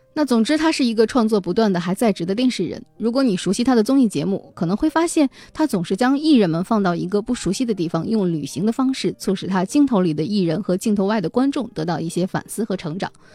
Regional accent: China; 我是一个中国人

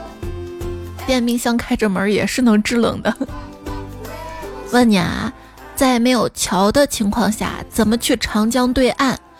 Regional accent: Xi'an, Shaanxi, China; 作为一个西安人

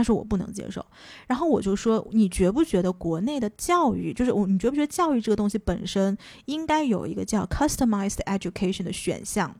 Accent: China; moved away as an adult; also born or lived in United States; 作为一个中国人

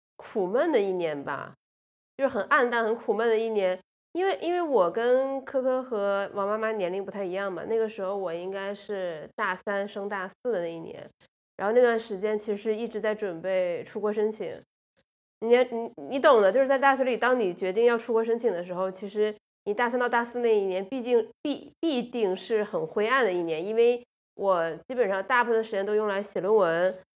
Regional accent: Guangdong, China; 因为我是在广东长大的嘛

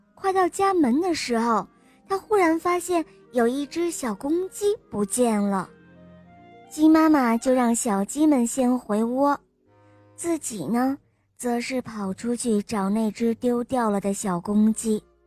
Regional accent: Wuhan, Hubei, China; 我来自湖北武汉

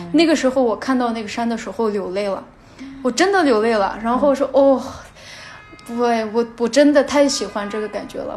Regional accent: Xinjiang, China; moved away as an adult; also born or lived in Nepal; 我在新疆徒步的时候嗯，在徒步，呃，真正地通过徒步这种方式，就是了解我家乡的这种自然景象

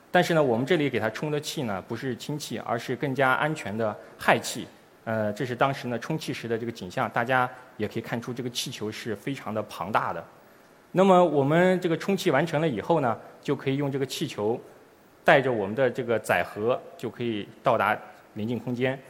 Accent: China; 我们中国人将第一次利用我们自己的探测器

